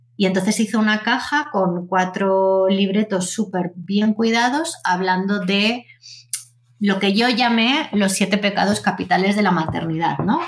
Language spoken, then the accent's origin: Spanish; Zaragoza, Aragon, Spain; yo soy una una niña nacida en Zaragoza